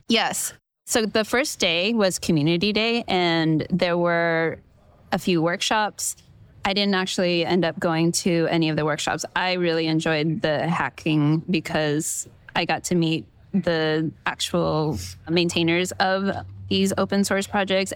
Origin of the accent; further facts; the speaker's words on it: California, United States; I'm from California